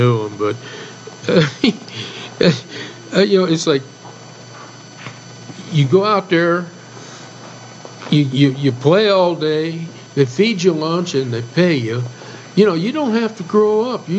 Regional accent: New Mexico, United States; growing up in New Mexico

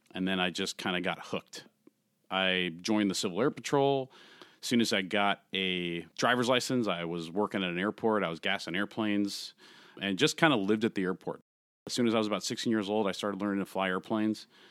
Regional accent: San Francisco Bay Area, California, United States; I grew up in the San Francisco Bay Area, just south of uh, San Francisco

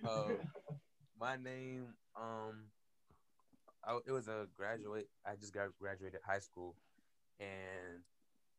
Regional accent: New York, United States; moved away; I grew up in New York

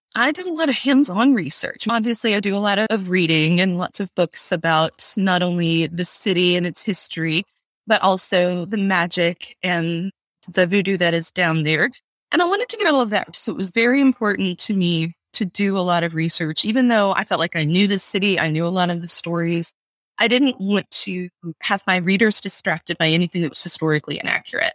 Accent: Baton Rouge, Louisiana, United States; I grew up in Baton Rouge

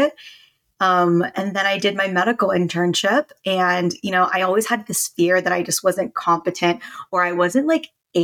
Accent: United States; I am a Filipino American, and so I grew up in an Asian household

